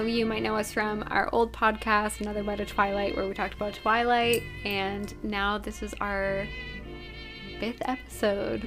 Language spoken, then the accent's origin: English; Massachusetts, United States; we're from Massachusetts